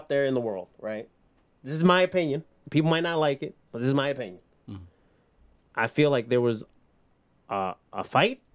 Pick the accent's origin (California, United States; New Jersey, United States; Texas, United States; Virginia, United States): New Jersey, United States; Elizabeth; I grew up in Elizabeth